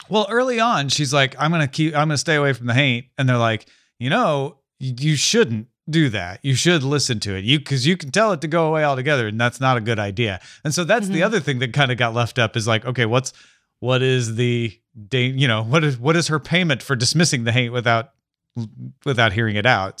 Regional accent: Southern Illinois, United States; I grew up in Southern Illinois

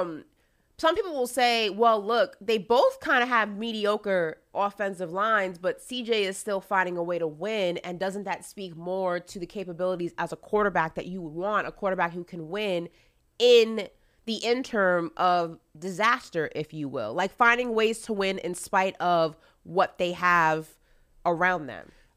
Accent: New York, United States; Growing up in New York

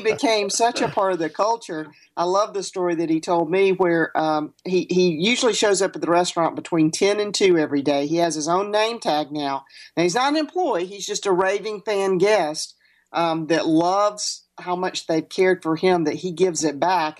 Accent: the South, United States; growing up in the South

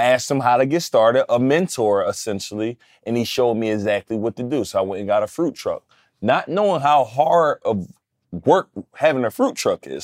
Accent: Philadelphia, Pennsylvania, United States; I'm from West Philly.

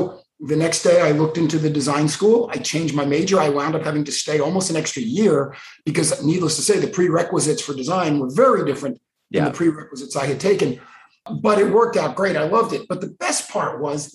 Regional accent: Miami Beach, Florida, United States; And I was born on Miami Beach. I am as native as you can get

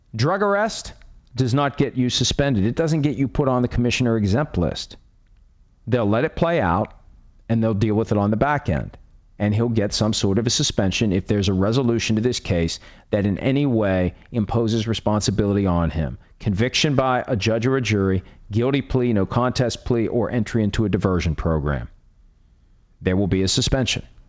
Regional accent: Wheeling, West Virginia, United States; moved away; I grew up in Wheeling, West Virginia

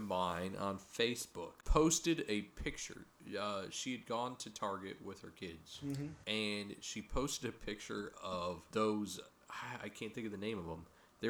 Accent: Chippewa Falls, Wisconsin, United States; also born or lived in Eau Claire, Wisconsin; I grew up in Eau Claire, Wisconsin. Well, Chippewa Falls, Wisconsin.

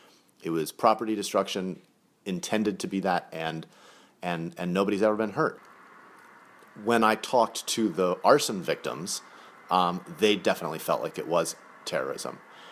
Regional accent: Rockaway, New York, United States; we grew up in Rockaway, in New York, and she said there's tons of cops and firefighters that live where we live.

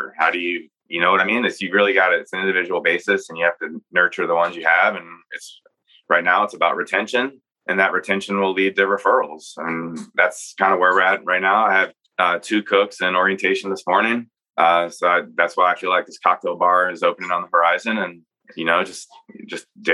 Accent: Virginia, United States; now in Nashville, United States; I'm from Virginia

